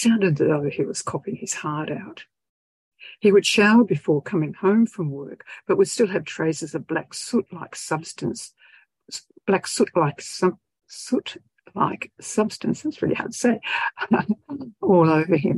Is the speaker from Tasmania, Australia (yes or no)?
yes; George Town, Tasmania, Australia; moved away as an adult; also born or lived in southeast Queensland / Western Australia; My hometown of Georgetown has survived over the decades since I lived there